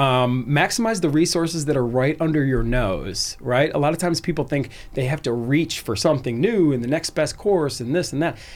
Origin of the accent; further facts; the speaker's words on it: Cleveland, Ohio, United States; moved away as an adult; also born or lived in Arizona; I was born and raised in Cleveland